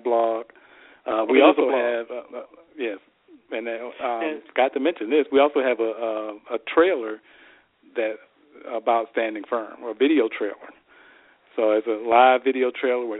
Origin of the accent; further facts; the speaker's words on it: Tampa, Florida, United States; moved away as an adult; also born or lived in Maryland; Tampa's my hometown